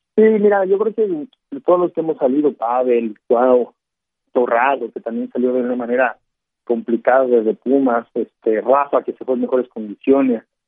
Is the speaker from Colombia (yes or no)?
no; Mexico; nosotros los mexicanos